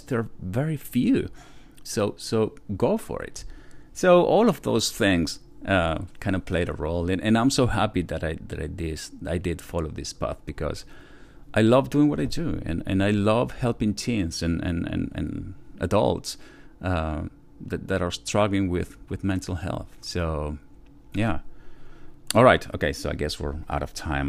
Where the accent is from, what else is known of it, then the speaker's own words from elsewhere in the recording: Argentina; also born or lived in Buenos Aires, Argentina; now in United States; I was born in Argentina, but, you know, from a Polish dad, and that's where the last name comes from. And now I live in the United States